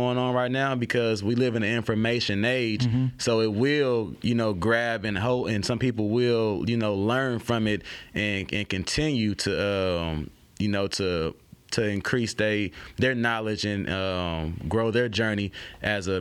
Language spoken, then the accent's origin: English; Oakland, California, United States; now in Baton Rouge, United States; I'm from Oakland, California